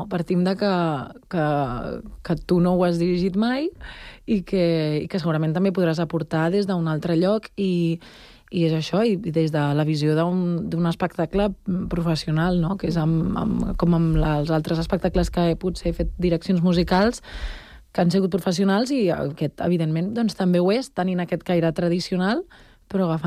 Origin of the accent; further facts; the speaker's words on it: Terrassa, Catalonia, Spain; De Terrassa. Soc terrassenca.